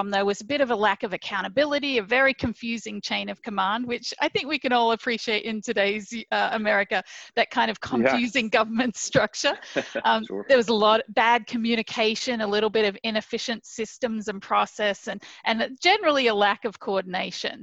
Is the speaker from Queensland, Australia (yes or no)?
no; Hunter Valley, New South Wales, Australia; moved away as an adult; also born or lived in Minneapolis, United States; now in United States; I'm actually from Australia. I grew up in an area called the Hunter Valley, which is around 2 hours north of Sydney in New South Wales